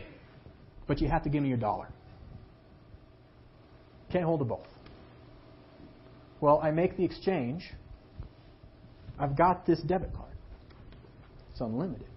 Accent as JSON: {"language": "English", "country": "United States", "said": "as an American citizen"}